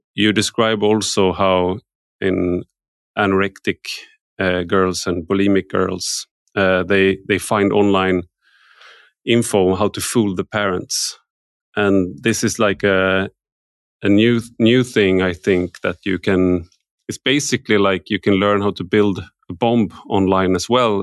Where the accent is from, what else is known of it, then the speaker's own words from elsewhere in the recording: Sweden; I grew up in Sweden